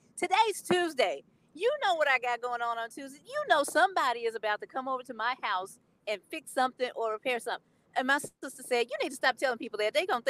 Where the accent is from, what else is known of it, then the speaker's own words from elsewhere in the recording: Memphis, Tennessee, United States; Yeah, I'm from Memphis, man.